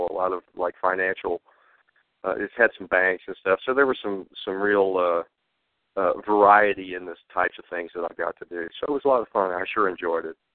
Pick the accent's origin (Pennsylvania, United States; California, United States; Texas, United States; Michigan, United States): Texas, United States; Fort Hood; born there; also born or lived in Hawaii; I was an army brat, and I was born in Texas at Fort Hood, and we moved around, um, winding up actually in Hawaii.